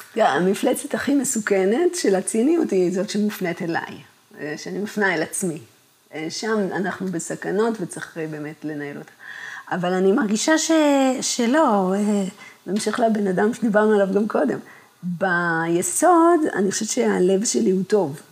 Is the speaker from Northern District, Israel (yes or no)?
no; Kibbutz Gan Shmuel, Haifa District, Israel; אני גדלתי במקום שקרה לחיים בו הגשמה